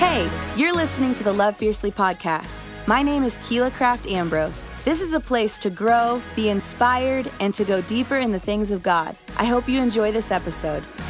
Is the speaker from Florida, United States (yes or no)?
no; Texas, United States; I'm proud to be a Texan